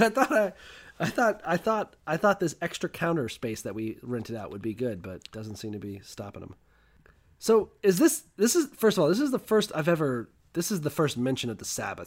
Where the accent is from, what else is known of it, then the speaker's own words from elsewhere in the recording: United States; I'm an American